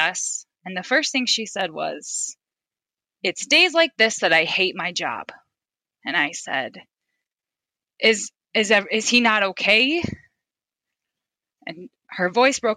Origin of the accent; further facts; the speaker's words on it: Fairfax, South Dakota, United States; moved away as an adult; now in Sioux Center, United States; I'm a mother of 4. I grew up in Fairfax, South Dakota.